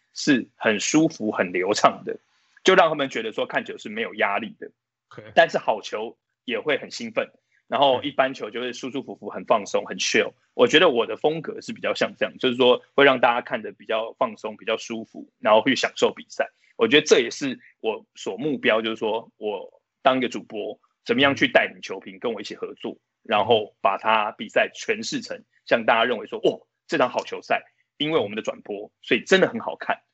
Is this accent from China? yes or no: no; Taiwan; 我们就是台湾人